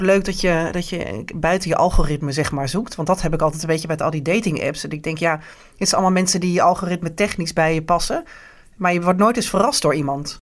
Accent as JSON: {"language": "Dutch", "country": "Netherlands", "said": "wij als Nederlandse vrouw"}